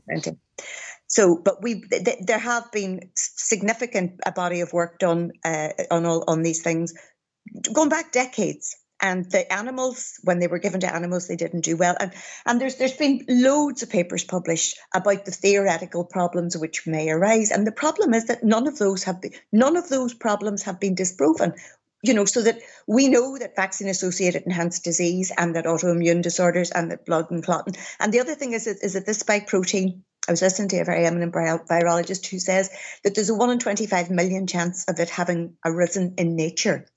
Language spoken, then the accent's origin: English; Derry, Northern Ireland, United Kingdom; I came back to my hometown of Derry